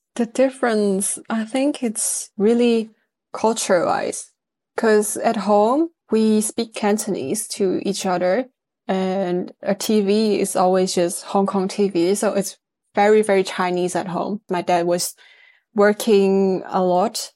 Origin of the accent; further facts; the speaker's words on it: northern Netherlands, Netherlands; also born or lived in Amsterdam / United Kingdom; I was born and raised in the Netherlands